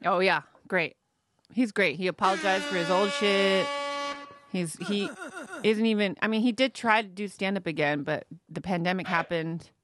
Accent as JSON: {"language": "English", "town": "Modesto", "region": "California", "country": "United States", "said": "I'm from, uh, like, Northern California, Central California, Modesto, California."}